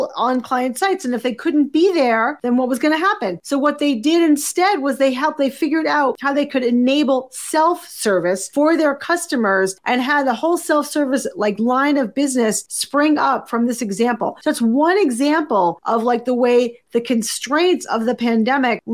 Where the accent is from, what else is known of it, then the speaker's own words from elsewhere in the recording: Boston, Massachusetts, United States; moved away as an adult; also born or lived in New York City; now in Montclair, United States; I'm from Boston originally